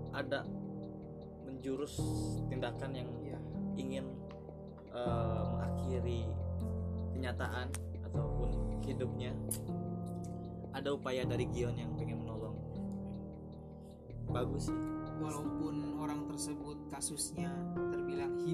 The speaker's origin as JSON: {"language": "Indonesian", "town": "Cirebon", "region": "West Java", "country": "Indonesia", "said": "lu dari Lampung gue dari Cirebon sama-sama bukan orang pribumi"}